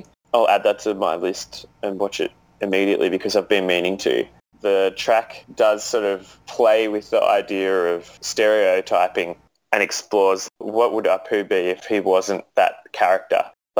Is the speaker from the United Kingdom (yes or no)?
no; Australia